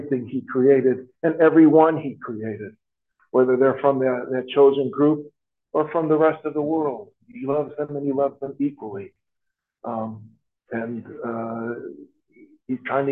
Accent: Chicago, Illinois, United States; now in Traverse City, United States; I came from Chicago. There were two groups of people, Catholics and publics

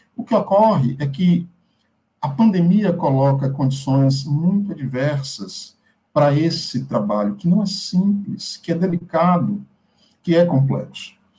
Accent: interior of Bahia, Brazil; moved away; Eu venho de uma cidade do interior da Bahia

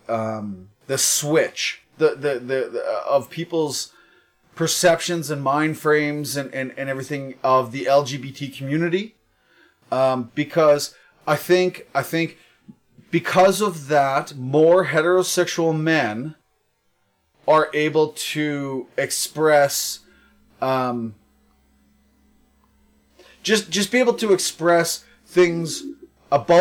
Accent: Ireland; being Irish

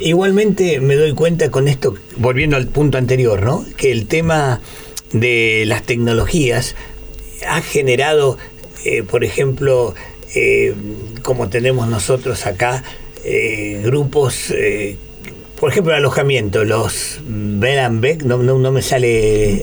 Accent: Argentina; los argentinos somos eh, unos italianos que hablamos español

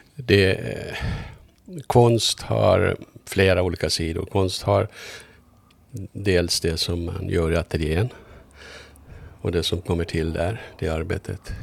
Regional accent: Mariehamn, Åland Islands; also born or lived in Kumlinge; now in Stockholm, Sweden; Ja, jag är född i Mariehamn. Jag är född, ja. född i så här kvarteret, en bit härifrån. Jag växte upp här.

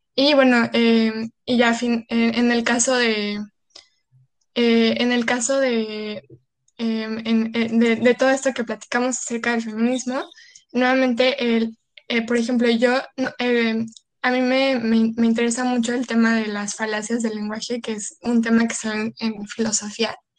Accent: Cancún, Quintana Roo, Mexico; somos de Cancún

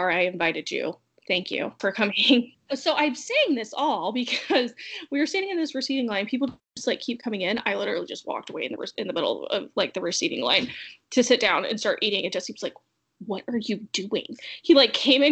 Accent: South Carolina, United States; I'm from South Carolina. We got officially married in Arizona. And then, of course, since I was born and raised in South Carolina

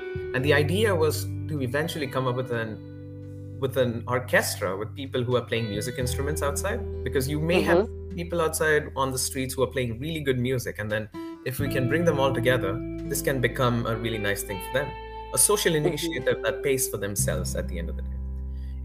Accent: India; moved away as an adult; now in Budapest, Hungary; I'm an Indian. I come from India, and I moved to Budapest about 5 years ago under the scholarship, the Stipendium Hungaricum.

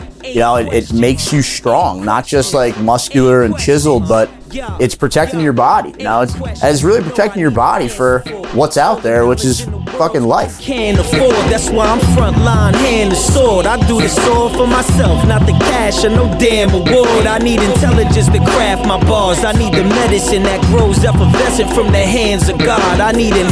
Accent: Monroe, New York, United States; I got employed at a local gym in my hometown in Monroe, New York

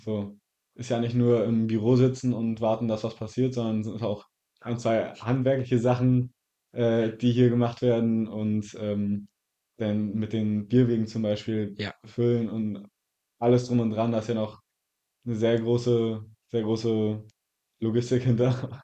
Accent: Zinnowitz, Mecklenburg-Vorpommern, Germany; also born or lived in Wolgast; ich bin in Wolgast geboren und ähm, wohne seitdem in Zinnowitz

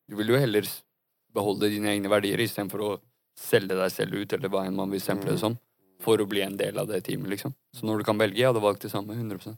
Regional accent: Kongsberg, Buskerud, Norway; da jeg vokste opp i Kongsberg og gikk på videregående

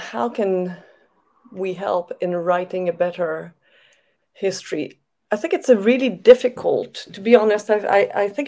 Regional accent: Canada; moved away; I come from Canada

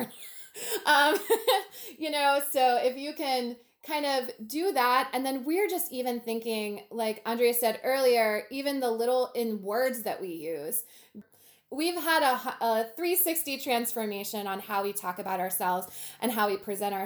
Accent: Manassas, Virginia, United States; I grew up in Manassas, which has a thriving downtown Main Street program

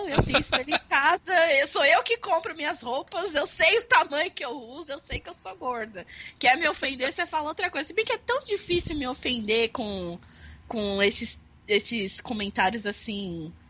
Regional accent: Rio de Janeiro, Brazil; eu sou carioca, pronto.

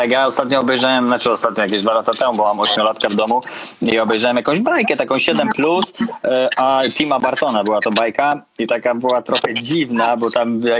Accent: Konin, Greater Poland, Poland; No, ja też byłem z Konina.

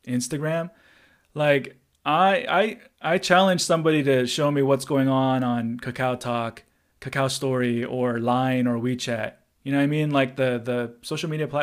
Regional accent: Orange County, California, United States; now in Vietnam; I grew up in Orange County too

